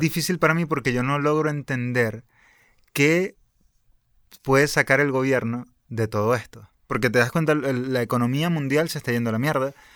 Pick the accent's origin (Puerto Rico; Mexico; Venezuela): Venezuela; mi país, por ejemplo, con Venezuela